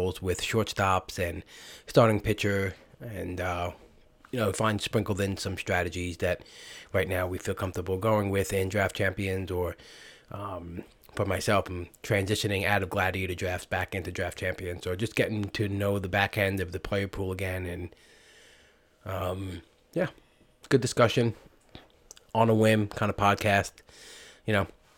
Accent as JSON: {"language": "English", "town": "New York City", "region": "New York", "country": "United States", "tie": "born or raised there", "said": "I'd grow up in Brooklyn, go to school in Brooklyn"}